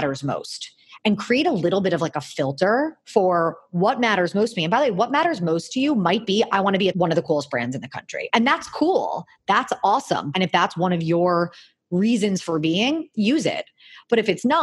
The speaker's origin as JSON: {"language": "English", "town": "Miami", "region": "Florida", "country": "United States", "tie": "born or raised there", "said": "I grew up in Miami"}